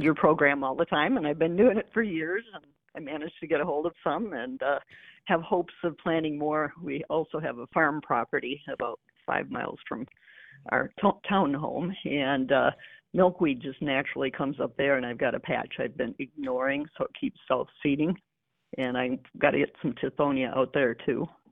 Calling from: Ubly, Michigan, United States; I'm calling from Ugly Michigan

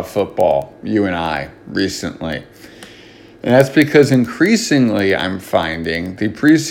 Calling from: New Jersey, United States; I'm calling from Jersey.

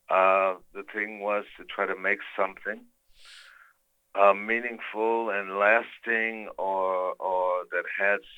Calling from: Lisbon, Portugal; I'm in Lisbon, Portugal.

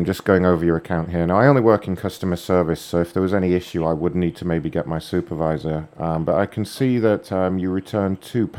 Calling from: Dublin, Leinster, Ireland; Dublin, Ireland.

